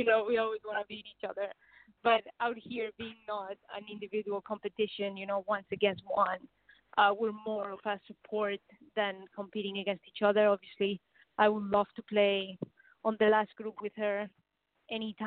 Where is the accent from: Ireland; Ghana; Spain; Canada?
Spain; Madrid, Community of Madrid; moved away as an adult; also born or lived in Auburn, Alabama; I'm from Spain, so soccer is really, really big over there